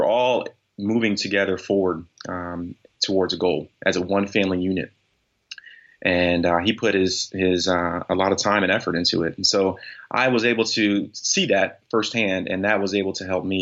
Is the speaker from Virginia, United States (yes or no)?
yes; Newport News, Virginia, United States; I was born and raised in Newport News, Virginia